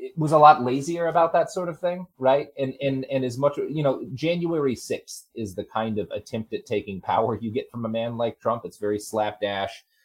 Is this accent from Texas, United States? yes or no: yes; Texas, United States; moved away as an adult; I grew up in Texas. I lived there for 20 years.